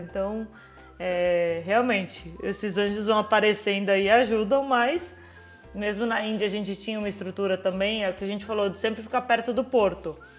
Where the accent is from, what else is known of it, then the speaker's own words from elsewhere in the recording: Brazil; moved away; mesmo sendo brasileiros